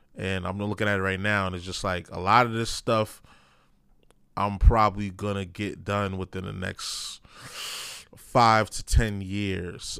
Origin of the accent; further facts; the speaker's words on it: New York, United States; I'm from New York.